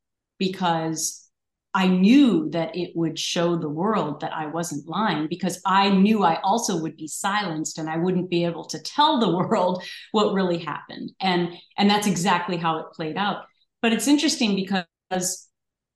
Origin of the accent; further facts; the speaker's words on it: Minnesota, United States; growing up in Minnesota is everyone's nice there